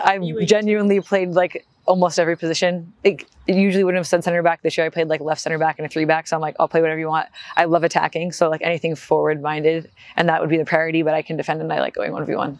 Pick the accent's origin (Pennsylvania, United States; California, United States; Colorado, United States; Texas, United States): California, United States; Newport Beach; also born or lived in Los Angeles, United States / New York, United States; I grew up in California, was born in LA, moved down to the beach, to Newport Beach in Orange County when I was like 5.